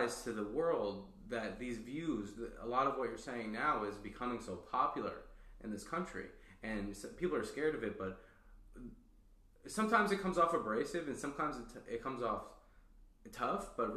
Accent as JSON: {"language": "English", "country": "United States", "said": "we're from the United States"}